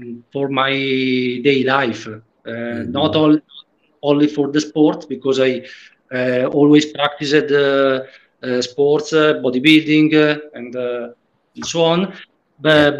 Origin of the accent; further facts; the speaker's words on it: Italy; English is a second language; I am from Italy